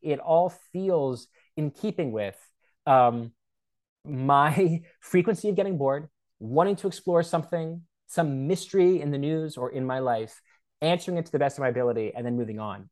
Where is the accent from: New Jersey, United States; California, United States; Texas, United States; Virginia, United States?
Virginia, United States; McLean; also born or lived in Washington, D.C.; I grew up in McLean, Virginia